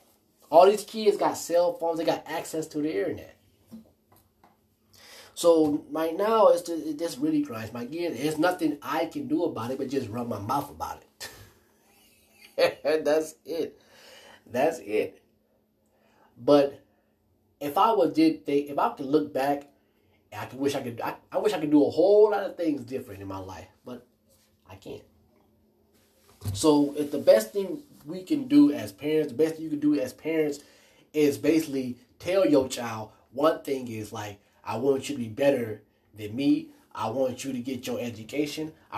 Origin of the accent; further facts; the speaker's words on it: United States; I'm African American